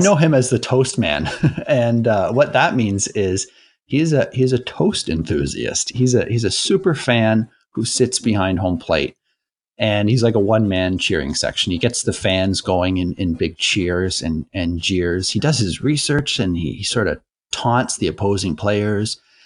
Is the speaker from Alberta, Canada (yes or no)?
no; Toronto, Ontario, Canada; I grew up in Toronto and I went to my first game when I was six